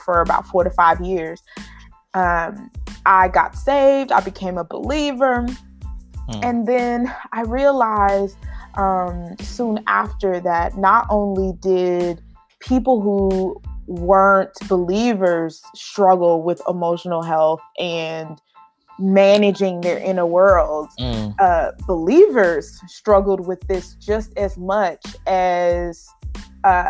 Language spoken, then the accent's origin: English; Dallas, Texas, United States; I grew up in Dallas, Texas, and I grew up in an urban community